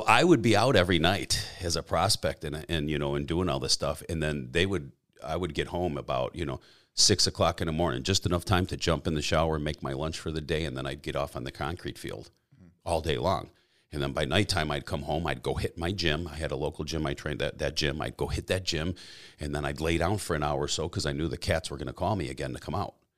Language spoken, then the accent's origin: English; a suburb of Chicago, Illinois, United States; I was born and raised in a suburb of Chicago, uh, uh in Illinois, uh, a town called Elsop